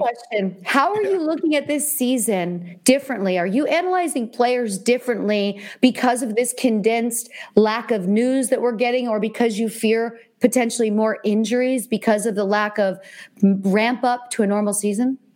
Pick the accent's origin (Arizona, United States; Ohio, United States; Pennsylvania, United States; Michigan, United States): Pennsylvania, United States; Easton; moved away as an adult; also born or lived in California; now in New York, United States; I'm from Easton, Pennsylvania. So it's only an hour and 10 minutes for me to drive back and see my friends from high school